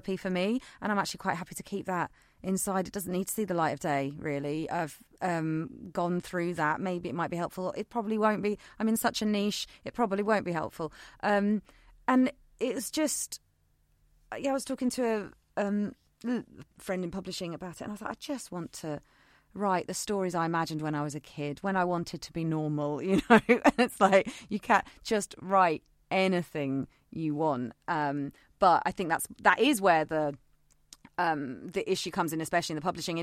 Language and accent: English; United Kingdom; We're British